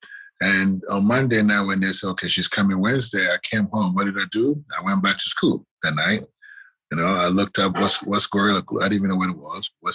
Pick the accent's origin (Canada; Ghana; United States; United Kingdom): Ghana; moved away; growing up in Ghana